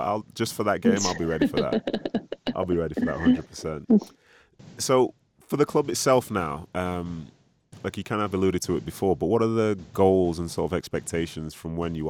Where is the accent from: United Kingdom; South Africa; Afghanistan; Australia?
United Kingdom; Like, oh, being a Brit, you know, seeing them play on the national stage against England or whatever